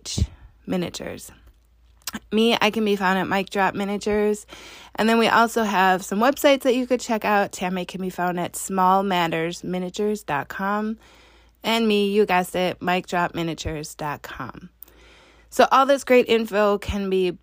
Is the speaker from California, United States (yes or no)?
no; Wisconsin, United States; I'm from Wisconsin